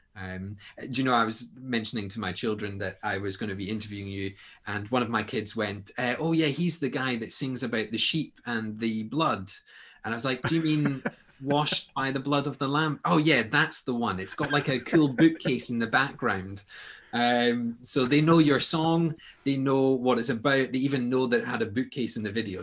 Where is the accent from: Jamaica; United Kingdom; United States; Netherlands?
United Kingdom; Scotland; you're talking to Scotsmen here